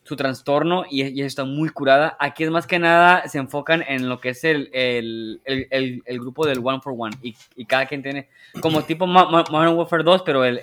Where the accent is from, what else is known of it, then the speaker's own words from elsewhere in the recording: Mexico; Y, yo como jugador mexicano dije, eh, qué chido, mira, ahí está mi ciudad.